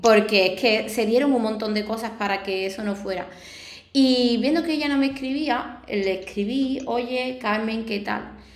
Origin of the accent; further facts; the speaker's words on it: Arahal, Andalusia, Spain; aquí de mi pueblo, de Araal